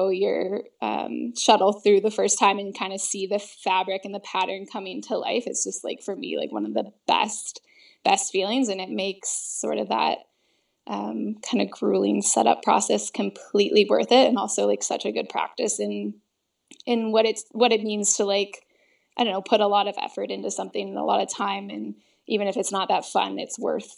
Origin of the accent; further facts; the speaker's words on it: United States; also born or lived in California / British Columbia; I'm American